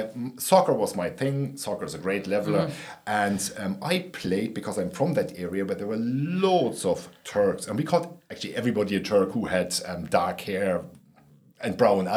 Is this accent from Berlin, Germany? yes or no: yes; Berlin, Germany; moved away as an adult; now in Ireland; I am from Berlin, Neukölln, which West Berlin had about 2 million inhabitants, and 10% of them were of Turkish origin.